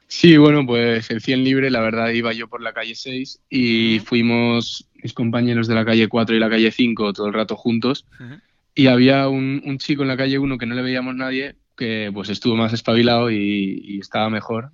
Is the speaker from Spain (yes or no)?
yes; Castellón de la Plana, Valencian Community, Spain; estoy súper a gusto en Castellón, es mi ciudad